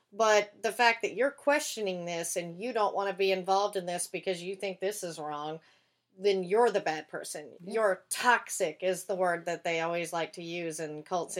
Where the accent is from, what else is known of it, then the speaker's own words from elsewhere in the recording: the Bible Belt, United States; now in Los Angeles, United States; I grew up in the Bible Belt, and there's a lot of stuff like that, including, like, Jehovah's Witness there.